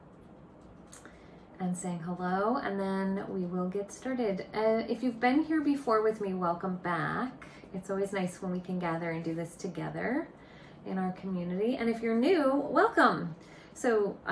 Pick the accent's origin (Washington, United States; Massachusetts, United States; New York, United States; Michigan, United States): Massachusetts, United States; Boston; I'm from the Boston area, and my office is located in Cambridge, Massachusetts